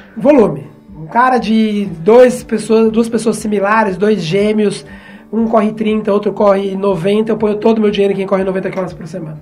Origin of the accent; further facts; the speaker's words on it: Brazil; eu sou brasileiro